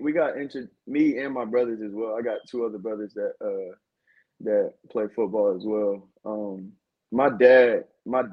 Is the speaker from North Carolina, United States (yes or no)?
yes; Winston-Salem, North Carolina, United States; also born or lived in Fayetteville, North Carolina; now in Raleigh, United States; I'm originally from Winston-Salem, North Carolina. Went to high school in Fayetteville, North Carolina at Southview High School